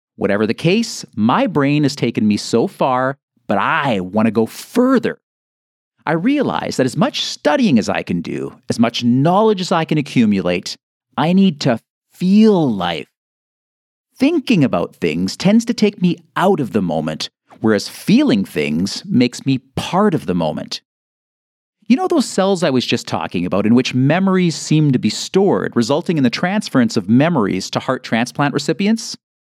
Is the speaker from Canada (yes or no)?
yes; Canada; I'm Canadian